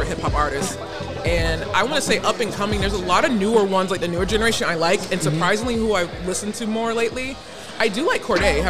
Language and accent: English; South Florida, United States; I am from born and raised in South Florida